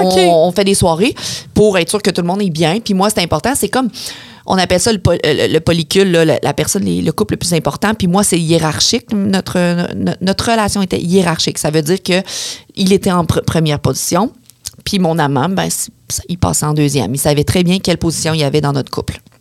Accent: Beauce, Quebec, Canada; je suis de la Beauce

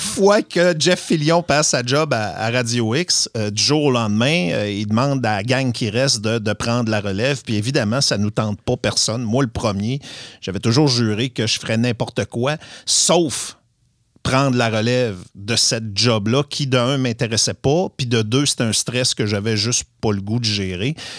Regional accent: Saint-Fulgence, Quebec, Canada; je suis de Saint-Fulgence

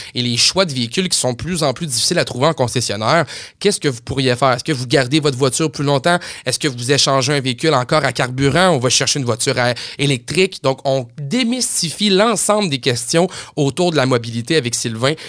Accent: Saguenay, Quebec, Canada; moved away; je viens du Saguenay, j'ai travaillé longtemps au Saguenay

